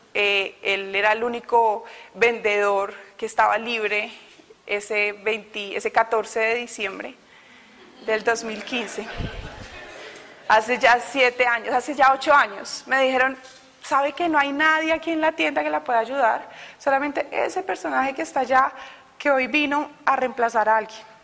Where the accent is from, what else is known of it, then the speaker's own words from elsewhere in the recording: Bogotá, Colombia; moved away as an adult; Yo soy de Bogotá. Todavía no he perdido el acento. He llegado acá hace dos años.